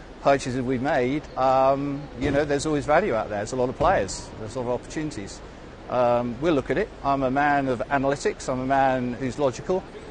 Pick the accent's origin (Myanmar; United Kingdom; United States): United Kingdom; Lowestoft, East of England; I come from Lowestoft